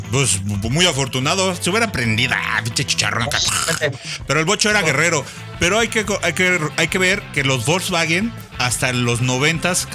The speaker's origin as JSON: {"language": "Spanish", "region": "Mexico City", "country": "Mexico", "said": "mi tierra es la condesa. Yo acá no soy exiliado, pero"}